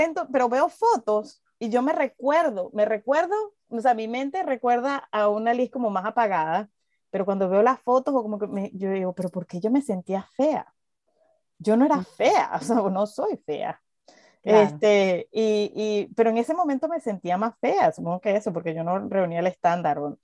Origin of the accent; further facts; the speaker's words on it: Venezuela; moved away as an adult; cuando salí de Venezuela